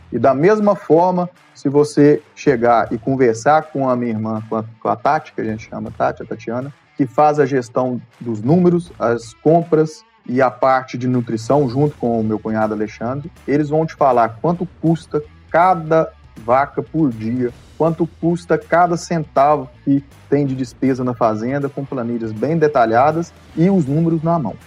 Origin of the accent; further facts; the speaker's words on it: Pompeu, Minas Gerais, Brazil; fui nascido e criado aqui em Pompeu